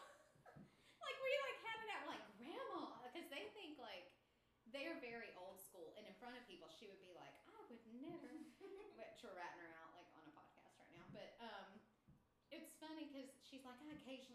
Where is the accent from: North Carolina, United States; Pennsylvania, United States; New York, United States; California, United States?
North Carolina, United States; Asheville; I grew up in the Appalachian South